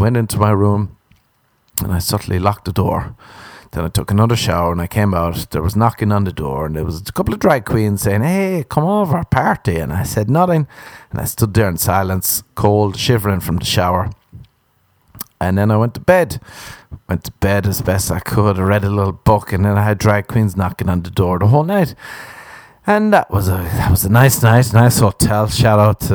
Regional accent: Ireland

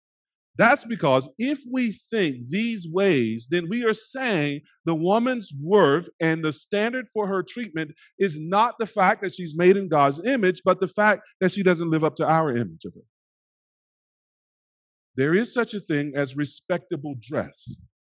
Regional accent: United States

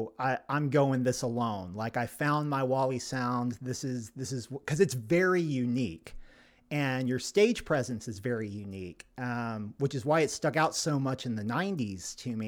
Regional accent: Arkansas, United States; when I was growing up in Arkansas as a little boy, there was a corner store down the road from us, and we were a very poor family.

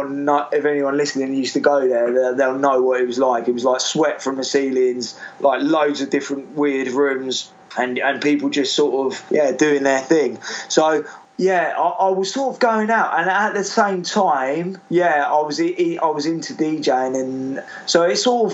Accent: South Coast, South East England, United Kingdom; I'm from the South Coast

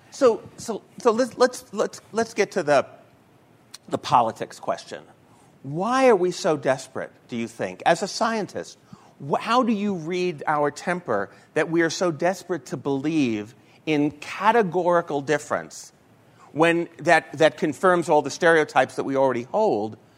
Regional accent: New York, United States; I'm from New York

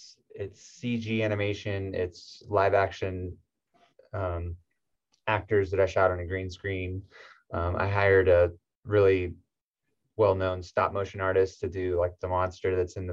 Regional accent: Southern California, United States; I'm from Southern California

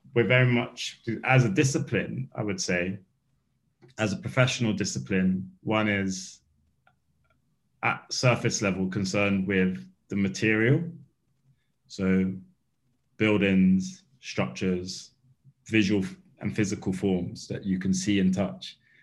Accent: London, United Kingdom; I grew up in Bethnal Green

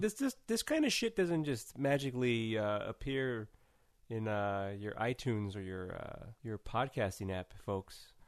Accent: California, United States; I'm from California

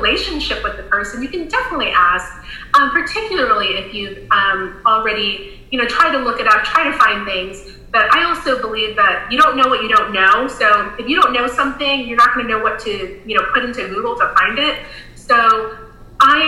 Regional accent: Florida, United States; now in South Carolina, United States; When I grew up in Florida. When I moved to South Carolina

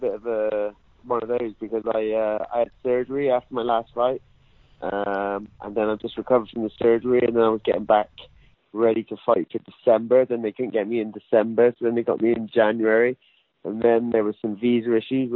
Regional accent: Bristol, South West England, United Kingdom; back in my hometown in Bristol, obviously where I've done most of my, you know, career

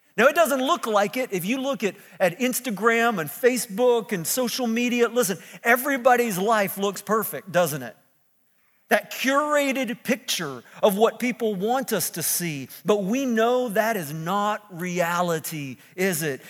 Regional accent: Sussex, New Brunswick, Canada; also born or lived in Lansing, Michigan; now in Moncton, Canada; I was born here in New Brunswick, here in Sussex, a little cow town down the road from Moncton.

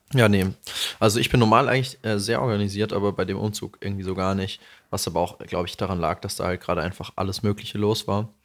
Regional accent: Bavaria, Germany; accent: Hessian; moved away; vieles, mit dem ich aufgewachsen bin in Bayern, ist ja tatsächlich hessisch einfach. Also unser Dialekt ist hessisch.

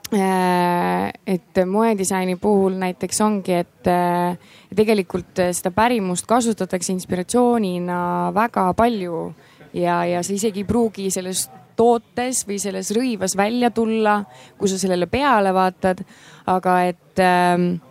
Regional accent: Tallinn, Harju County, Estonia; elan Tallinnas, olen Tallinnas sündinud

